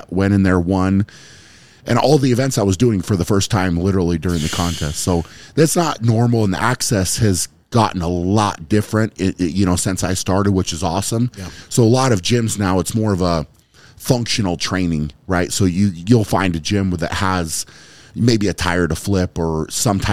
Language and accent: English; United States; as an American, you had the pro card